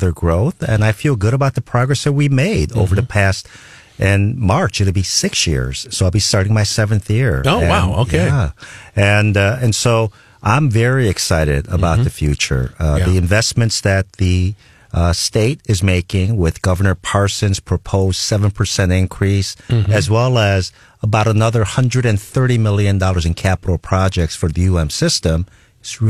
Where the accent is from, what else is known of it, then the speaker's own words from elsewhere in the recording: Chicago, Illinois, United States; moved away as an adult; also born or lived in South Korea / Akron, Ohio; now in Columbia, United States; I consider where my mother lives to be my hometown, and so that's still Chicago.